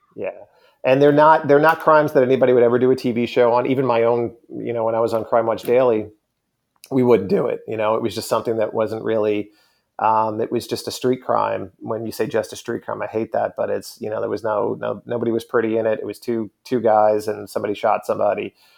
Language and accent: English; Long Island, New York, United States; growing up on Long Island